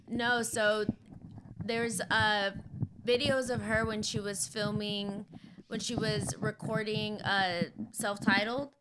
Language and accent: English; San Diego, California, United States; moved away; I grew up in San Diego, so I'm really familiar with, like, the border